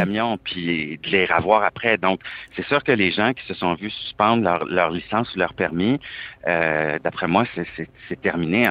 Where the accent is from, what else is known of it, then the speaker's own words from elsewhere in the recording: Canada; je suis canadien